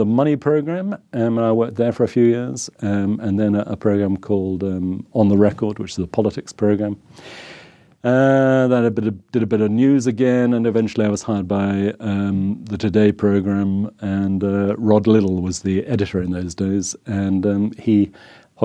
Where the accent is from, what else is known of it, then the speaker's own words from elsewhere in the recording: Somerset, South West England, United Kingdom; moved away as an adult; also born or lived in Bath / Walsall / Scotland / London; Although I come from Somerset, I was brought up in Somerset